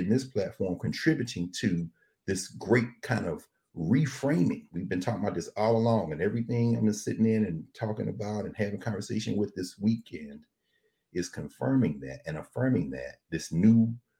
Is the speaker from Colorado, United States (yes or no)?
no; Nashville, Tennessee, United States; now in Atlanta, United States; my hometown of Nashville